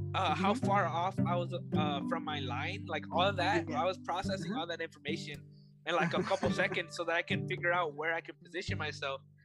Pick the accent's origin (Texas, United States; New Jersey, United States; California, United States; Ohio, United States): Texas, United States; I'm from Texas, you know, so I learned how to play here in Texas